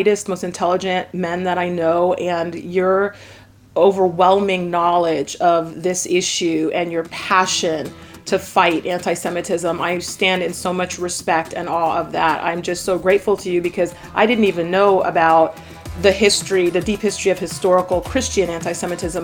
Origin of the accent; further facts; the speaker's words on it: Jamaica; I'm Jamaican. And so, you know, Jamaica is a little island in the Caribbean